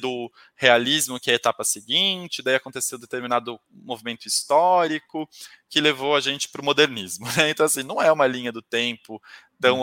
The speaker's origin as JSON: {"language": "Portuguese", "town": "Taubaté", "region": "São Paulo", "country": "Brazil", "said": "eu sou do interior de São Paulo, eu sou de Taubaté"}